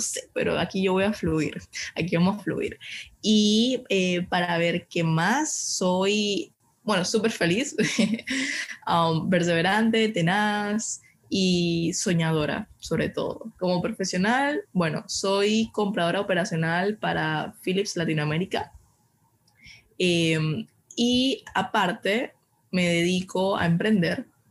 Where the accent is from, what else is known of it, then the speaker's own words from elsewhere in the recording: Panama; soy una panameña de 22 años actualmente